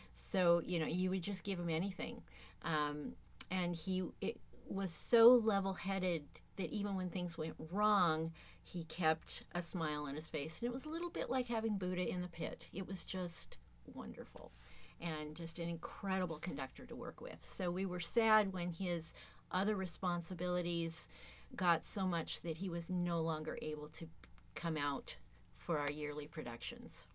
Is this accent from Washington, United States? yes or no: yes; Tacoma, Washington, United States; I have been uh, in the Tacoma area my entire life. I grew up playing in the Tacoma Youth Symphony orchestras